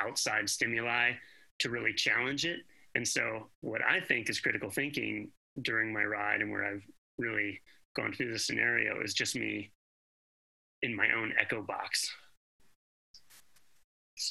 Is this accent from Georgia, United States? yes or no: yes; Atlanta, Georgia, United States; now in Greensboro, United States; I grew up in Atlanta